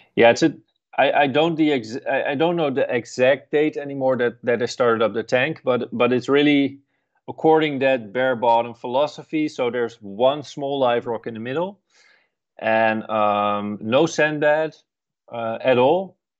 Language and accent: English; Netherlands; at the university in, um, close to my hometown.